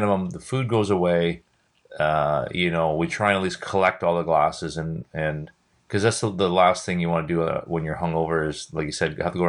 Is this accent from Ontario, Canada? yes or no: no; Vancouver, British Columbia, Canada